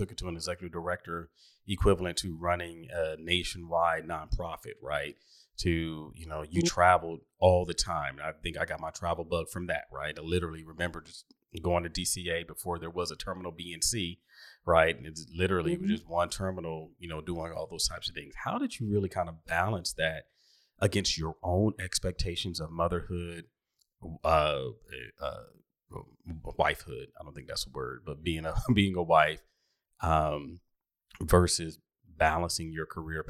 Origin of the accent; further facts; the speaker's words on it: Washington, District of Columbia, United States; where did you grow up? 1734 New Hampshire Avenue, Northwest